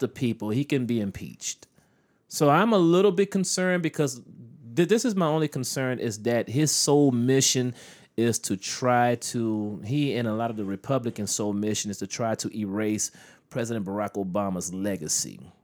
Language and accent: English; United States; as an American citizen